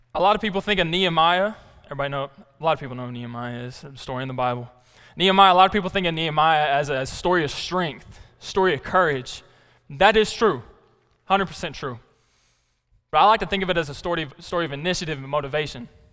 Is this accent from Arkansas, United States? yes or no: yes; Black Rock, Arkansas, United States; I'm from Black Rock, Arkansas. I went to high school there till it shut down